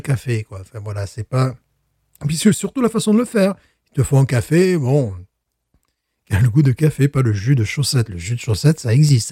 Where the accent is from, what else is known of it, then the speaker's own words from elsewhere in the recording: France; moved away; je suis français